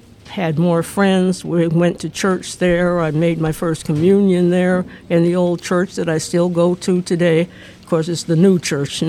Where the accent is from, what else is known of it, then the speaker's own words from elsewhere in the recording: Arlington, Washington, United States; also born or lived in Everett, Washington / Marysville, Washington; I was born in Providence Hospital in Everett, Washington. And my mom moved to Arlington, 7 miles out on the Jordan Road, when I was 18 months old. And we had a 62-acre farm there. And I stayed there until I was 8